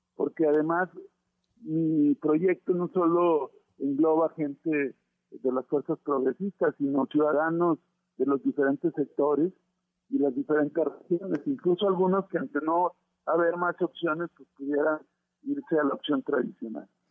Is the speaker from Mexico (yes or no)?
yes; Coahuila, Mexico; allá en mi tierra